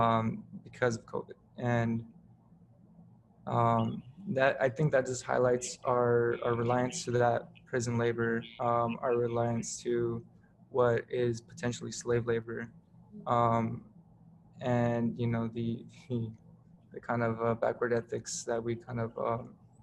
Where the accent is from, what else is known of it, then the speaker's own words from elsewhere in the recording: Southern California, United States; now in New Haven, United States; I grew up in SoCal